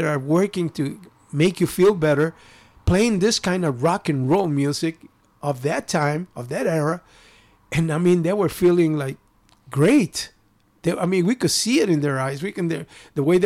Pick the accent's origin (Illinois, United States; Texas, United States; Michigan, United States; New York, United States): Illinois, United States; Chicago; also born or lived in Japan; I grew up in Pilsen, in a very peaceful neighborhood at that time